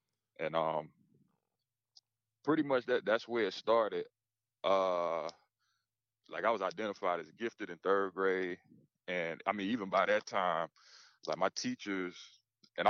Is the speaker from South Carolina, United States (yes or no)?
yes; South Carolina, United States; also born or lived in Beaufort, South Carolina / Ridgeland, South Carolina; now in Greenville, United States; So I was born in Beaufort, South Carolina. And I lived in Ridgeland, South Carolina until I was about 4. And then that's when my family moved to Vaughanville. And that's where we've been ever since